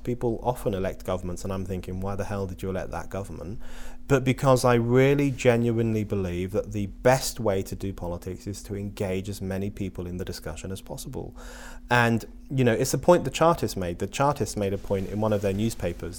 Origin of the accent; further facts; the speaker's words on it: London, United Kingdom; I was born in London.